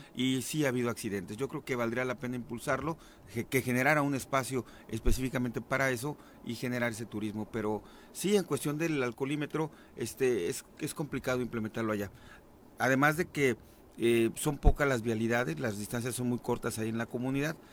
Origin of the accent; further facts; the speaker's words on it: Huitzilac, Morelos, Mexico; la misma gente de Huitzilac